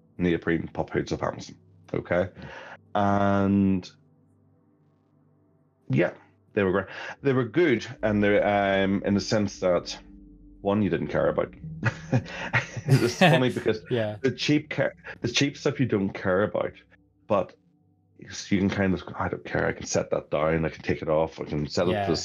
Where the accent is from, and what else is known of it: Ireland; moved away as an adult; also born or lived in London